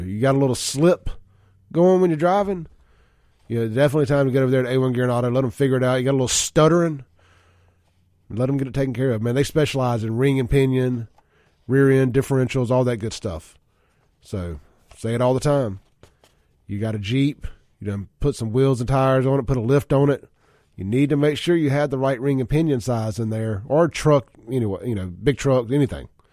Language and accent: English; Jackson, Mississippi, United States; the street I grew up in in South Jackson